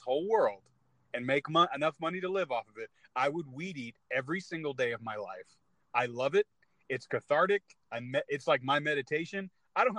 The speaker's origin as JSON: {"language": "English", "region": "California", "country": "United States", "moved": "yes", "said": "I'm from California originally."}